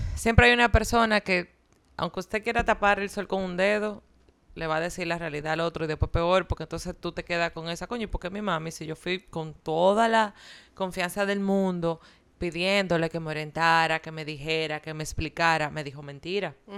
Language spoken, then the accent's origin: Spanish; Dominican Republic; mi país